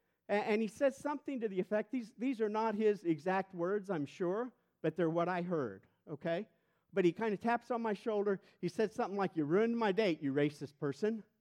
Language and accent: English; St. Louis, Missouri, United States; moved away as an adult; I'm white and I'm from St. Louis